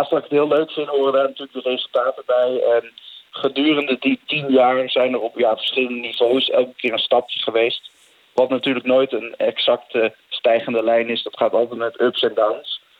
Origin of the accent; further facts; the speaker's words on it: Netherlands; ik als Nederlander